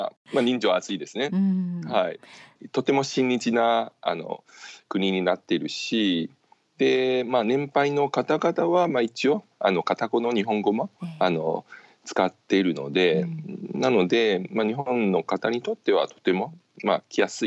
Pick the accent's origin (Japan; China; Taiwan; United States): Taiwan; Kaohsiung; Japanese is a second language; now in Taipei, Taiwan; 台湾出身です。